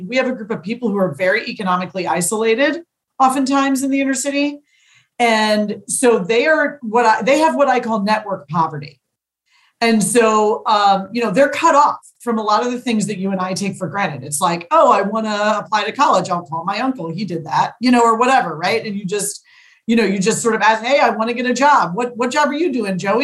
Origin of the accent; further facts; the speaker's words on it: St. Louis, Missouri, United States; I'm a St. Louisan born and bred. I love my hometown